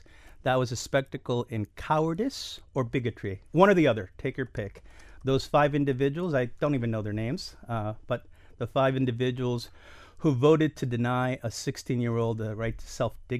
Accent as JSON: {"language": "English", "town": "Miami", "region": "Florida", "country": "United States", "tie": "born or raised there", "also_born_or_lived": "Albany, New York", "said": "So I was born in 1964 in Albany, New York, but by 1967, all of us were back here in Miami, living here"}